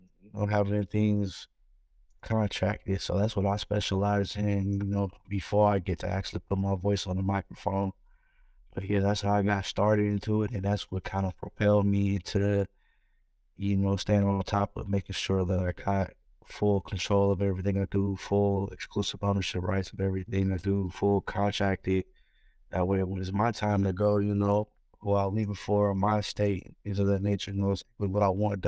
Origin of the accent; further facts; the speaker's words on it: Pittsburg, California, United States; I come from a small town, the Bay Area, Pittsburgh, California